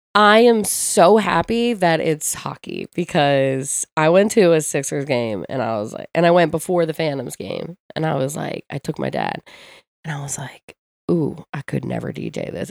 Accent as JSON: {"language": "English", "town": "Ocean City", "region": "New Jersey", "country": "United States", "tie": "born or raised there", "also_born_or_lived": "Philadelphia", "said": "I grew up in Ocean City"}